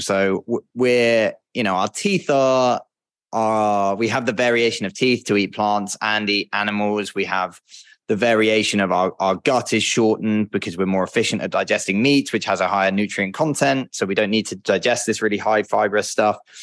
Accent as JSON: {"language": "English", "country": "United Kingdom", "moved": "yes", "said": "I'm a British guy"}